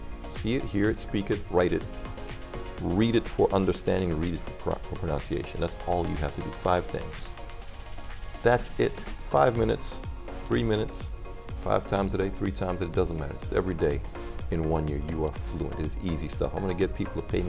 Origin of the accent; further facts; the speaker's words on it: U.S. Virgin Islands; Oh, I grew up in the Virgin Islands, and everywhere I went, someone was speaking a different language.